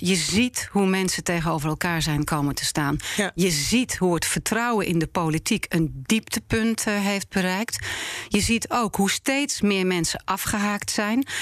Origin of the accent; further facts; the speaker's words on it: Netherlands; ik ben een Nederlander. Ik ben hier geboren en eh, opgegroeid.